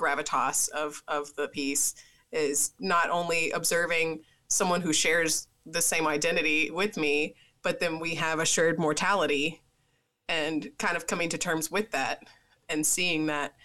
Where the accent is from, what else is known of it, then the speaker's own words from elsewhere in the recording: Tennessee, United States; I'm from Tennessee.